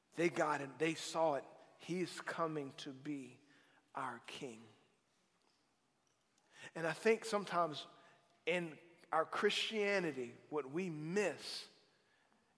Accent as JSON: {"language": "English", "region": "South Louisiana", "country": "United States", "said": "I'm from South Louisiana"}